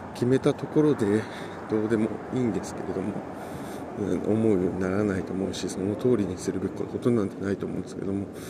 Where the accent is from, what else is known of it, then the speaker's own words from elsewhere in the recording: Yokohama, Kanagawa, Japan; ずっと東京というか横浜で育ちました